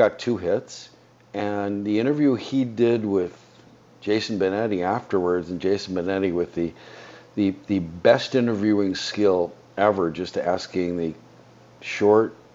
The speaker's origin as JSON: {"language": "English", "country": "United States", "said": "We're American citizens. And we take for granted citizenship because we were granted it by birth"}